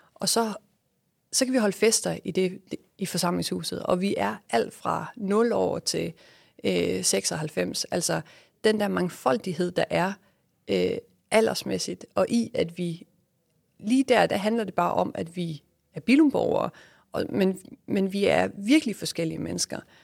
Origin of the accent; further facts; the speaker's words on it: West Jutland, Southern Denmark, Denmark; moved away as an adult; also born or lived in Malaysia / Australia / New York / Aarhus; vi jo øh, selv er født og opvokset i, i et lille lokalsamfund i Vestjylland